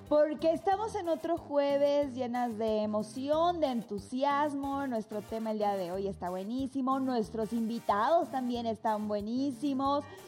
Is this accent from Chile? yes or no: no; Bolivia; now in Mexico; mi país, mi país, mi ciudad